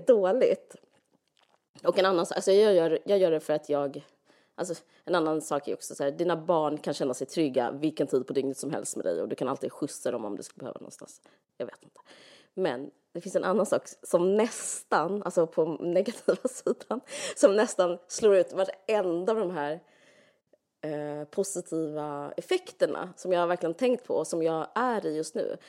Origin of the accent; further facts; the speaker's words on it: Sweden; som svensk